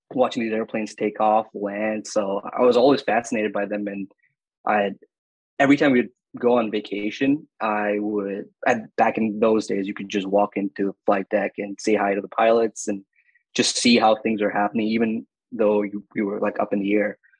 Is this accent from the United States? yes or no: no; Dubai, United Arab Emirates; moved away as an adult; also born or lived in Northern Canada; now in Canada; I was born and raised in Dubai